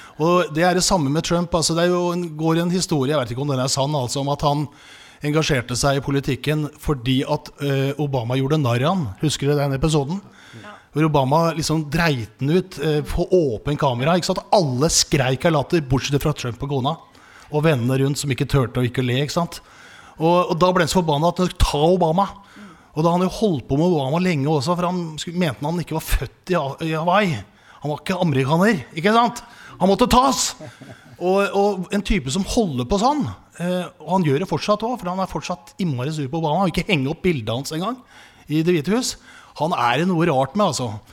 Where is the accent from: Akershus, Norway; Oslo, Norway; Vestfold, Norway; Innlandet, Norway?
Oslo, Norway; Men jeg vokste opp på Grorud